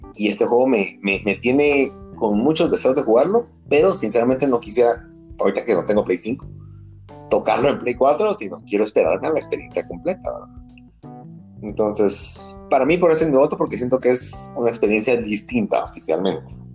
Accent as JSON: {"language": "Spanish", "country": "Guatemala", "said": "como buen chapín"}